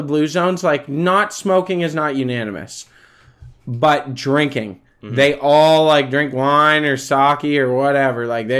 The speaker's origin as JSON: {"language": "English", "country": "Canada"}